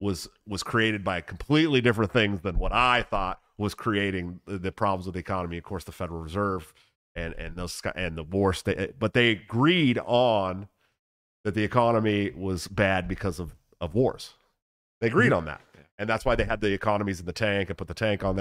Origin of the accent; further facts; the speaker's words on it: Oakland, California, United States; I'm from Oakland.